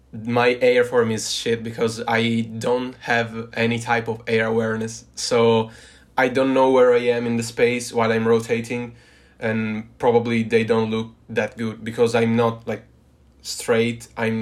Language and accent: English; Turin, Piedmont, Italy; I'm from Italy, from Turin, Torino, which is a city in the gloomy north of Italy, in the northwest of Italy.